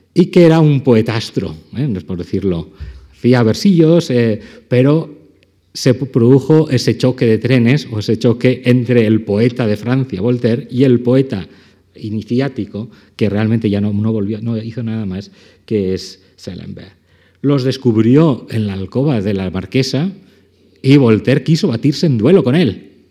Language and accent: Spanish; Valencian Community, Spain; como valenciano